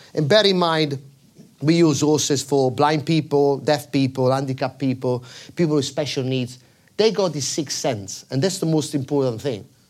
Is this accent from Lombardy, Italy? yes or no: yes; Milan, Lombardy, Italy; I was born in Milan, in the outskirts of Milan, close to the racetrack